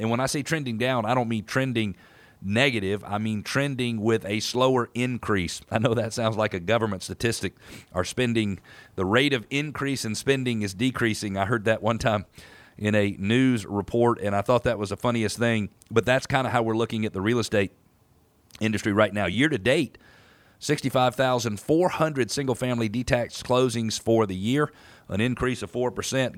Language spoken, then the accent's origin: English; Atlanta, Georgia, United States; as I grew up here in Atlanta